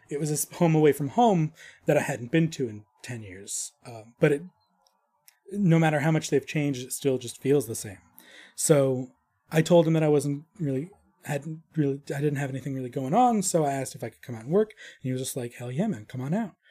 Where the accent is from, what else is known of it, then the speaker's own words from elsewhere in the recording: New York, United States; moved away as an adult; now in Arizona, United States; I'm from New York